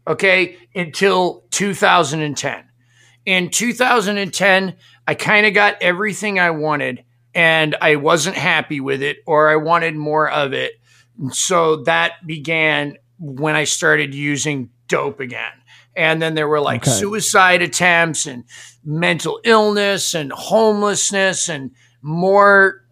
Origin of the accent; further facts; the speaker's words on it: Maine, United States; I grew up Catholic in Maine